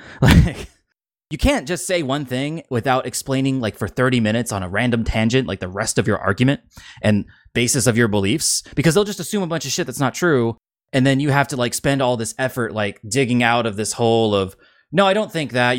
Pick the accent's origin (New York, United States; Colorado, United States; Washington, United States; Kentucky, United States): Washington, United States; Seattle; growing up in the Seattle area 'cause I don't think our accent's that anything special